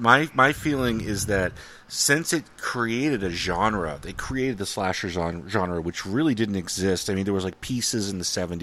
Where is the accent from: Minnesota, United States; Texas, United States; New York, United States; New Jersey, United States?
Minnesota, United States; They have huge accents. I'm from Minnesota. It almost sounds Canadian.